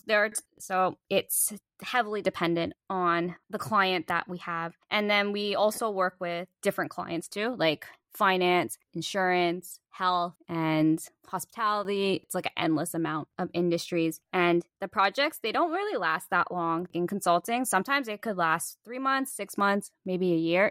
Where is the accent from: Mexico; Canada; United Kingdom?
Canada; Toronto, Ontario; moved away; also born or lived in Tokyo, Japan; I'm from Toronto too